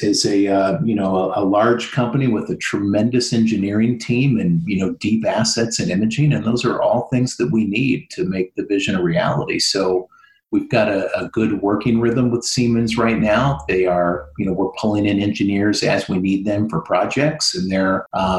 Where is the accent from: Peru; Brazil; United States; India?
United States; Midwest; moved away; I'm originally from the Midwest